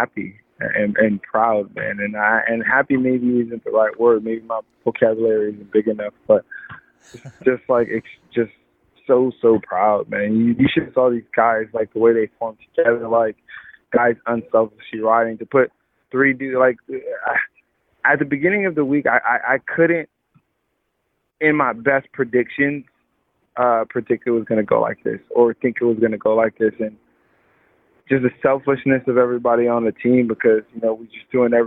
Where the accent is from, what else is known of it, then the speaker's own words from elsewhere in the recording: Los Angeles, California, United States; I come from South Central